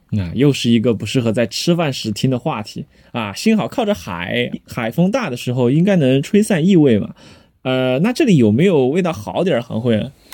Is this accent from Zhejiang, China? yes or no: no; Chengdu, Sichuan, China; 咱们成都人